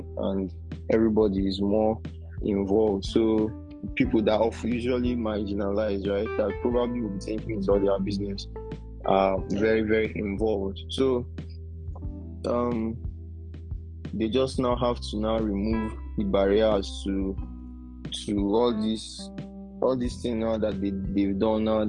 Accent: Nigeria; as Nigerian

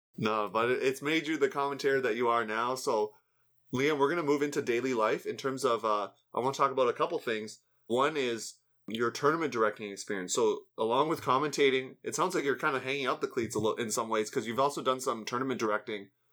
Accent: Canada; as a Canadian

